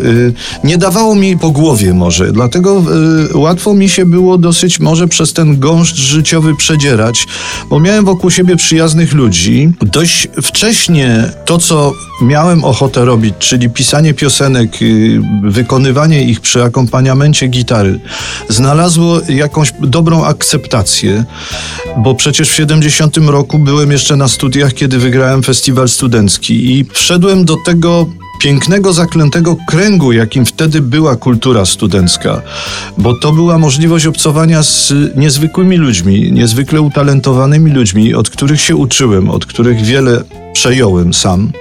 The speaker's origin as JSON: {"language": "Polish", "town": "Kraków", "region": "Lesser Poland", "country": "Poland", "tie": "born or raised there", "said": "to jest moje rodzinne miasto"}